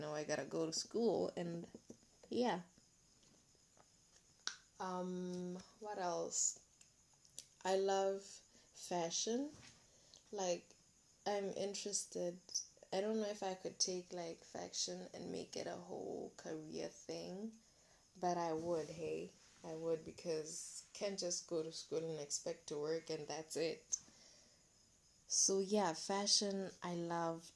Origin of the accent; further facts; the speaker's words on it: Molepolole, Kweneng District, Botswana; I'm from Malepolola, guys. I'm a Mokwena. I'm a Mokwena girl. So I'm from Malepolola.